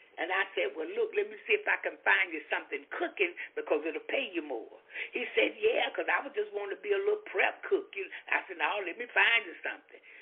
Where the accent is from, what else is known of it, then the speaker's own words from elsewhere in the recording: Florida, United States; I'm from Florida